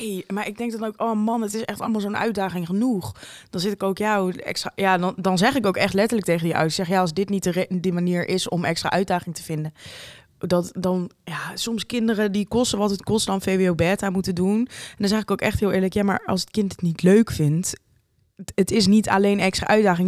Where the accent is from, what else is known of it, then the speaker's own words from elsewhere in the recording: Amersfoort, Utrecht, Netherlands; wij komen uit Amersfoort